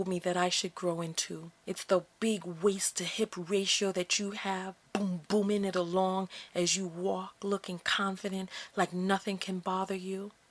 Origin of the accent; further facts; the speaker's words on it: United States; here I am born in America